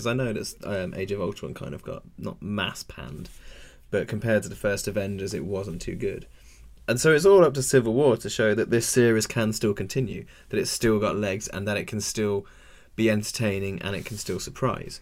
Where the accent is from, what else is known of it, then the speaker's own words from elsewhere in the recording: England, United Kingdom; I'm well English